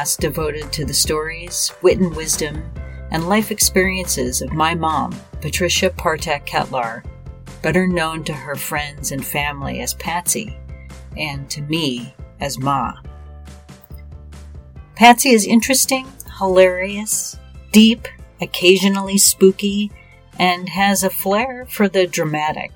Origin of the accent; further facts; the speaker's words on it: Joliet, Illinois, United States; my hometown of Joliet